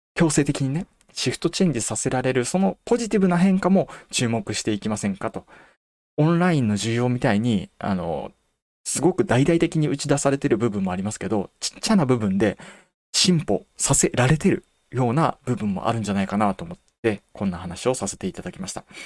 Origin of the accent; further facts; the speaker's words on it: Toyama, Japan; うちの地元の学校は14歳の挑戦できなかったんですよ